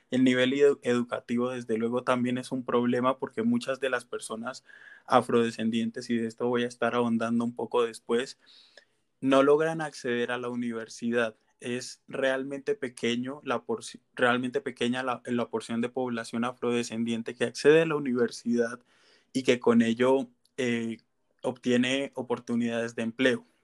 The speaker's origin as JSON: {"language": "Spanish", "country": "Colombia", "said": "se ven expuestas a unos niveles de pobreza que nos hacen cuestionarnos a nosotros mismos como colombianos, ¿por qué si hay personas, bueno, si hay tanta diversidad en nuestro país"}